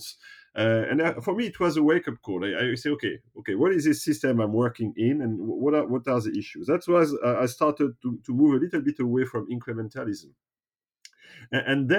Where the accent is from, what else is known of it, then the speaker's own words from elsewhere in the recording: France; I was born and raised in the French traditional school system